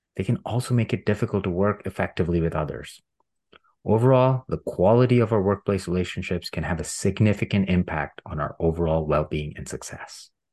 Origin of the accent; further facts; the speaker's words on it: India; I grew up in India as a middle class cis Hindu man